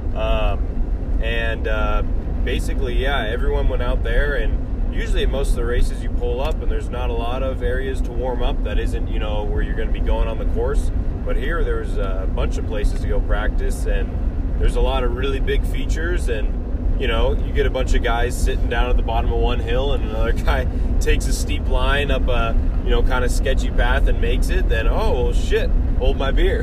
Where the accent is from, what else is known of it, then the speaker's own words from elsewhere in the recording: California, United States; moved away as an adult; now in Colorado, United States; we are from California and currently going to school in Colorado State